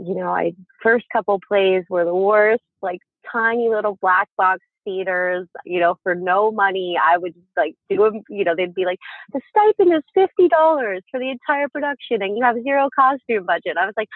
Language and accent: English; East Coast, United States; I'm from the East Coast, so it was a lot more theater.